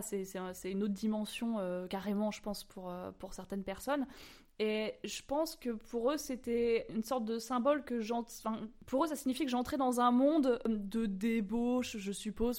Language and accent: French; Normandy, France; moved away; also born or lived in Maisons-Alfort; je viens de Normandie, quand je suis revenue en Normandie